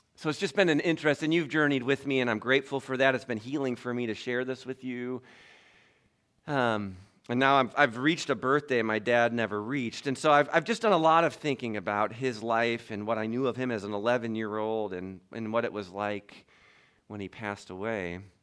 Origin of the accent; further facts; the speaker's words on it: Toledo, Ohio, United States; I grew up in Toledo, Ohio